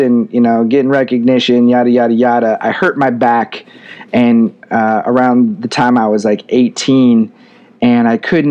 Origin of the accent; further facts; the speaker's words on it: Spokane, Washington, United States; My hometown, Spokane, Washington, is a very unique place